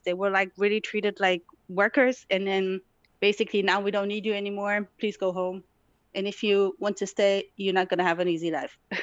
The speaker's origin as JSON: {"language": "English", "town": "Tetouan", "region": "Tanger-Tetouan-Al Hoceima", "country": "Morocco", "tie": "born or raised there", "moved": "yes", "lives_now": "Germany", "said": "I was born in Morocco, in North Morocco, to be exact. Um, it's a beautiful city, but goes by the name of Tetuan. I was born there."}